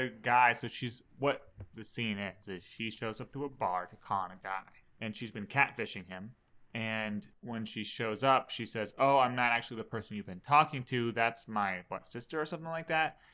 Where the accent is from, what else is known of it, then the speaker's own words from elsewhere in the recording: Alaska, United States; we're from Alaska